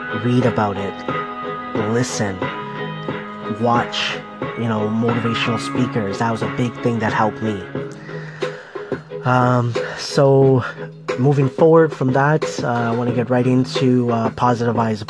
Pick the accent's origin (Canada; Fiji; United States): Canada; Scarborough, Ontario; born or raised there